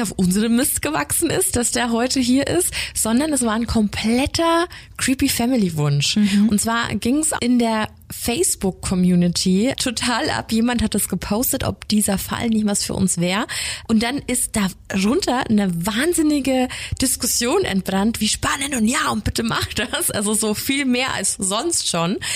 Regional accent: Lower Bavaria, Germany; ich komme ja ursprünglich aus Niederbayern

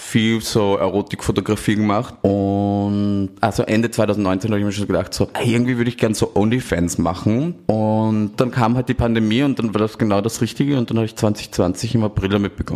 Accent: Austria; moved away as an adult; now in Berlin, Germany; Ich komme ursprünglich aus Österreich. Äh, ich lebe seit 2016 in Berlin und mache jetzt seit drei Jahren Pornos

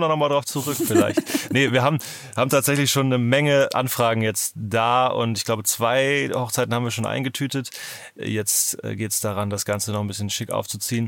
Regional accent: Northern Germany, Germany; ich komme ja aus Norddeutschland

